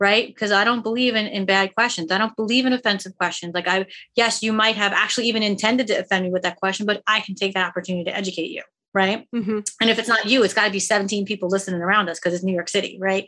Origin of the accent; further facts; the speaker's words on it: Seoul, South Korea; born there; I'm Korean American, right? I was born in Seoul, Korea